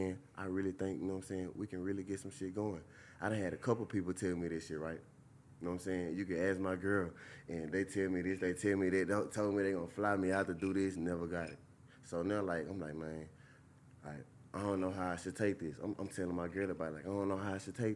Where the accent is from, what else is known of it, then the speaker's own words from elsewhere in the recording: Louisiana, United States; I'm from Louisiana